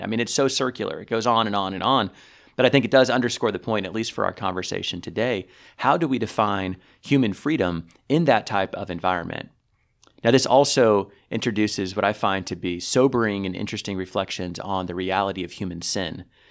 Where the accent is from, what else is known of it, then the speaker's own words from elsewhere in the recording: United States; as an American